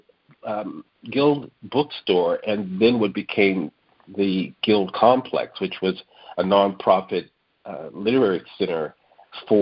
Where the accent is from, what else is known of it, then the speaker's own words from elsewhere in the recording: San Francisco, California, United States; I grew up in San Francisco